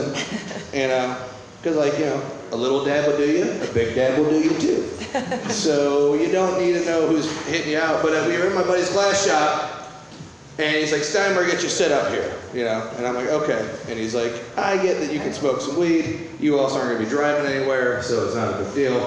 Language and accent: English; Midwest, United States; I'm from the Midwest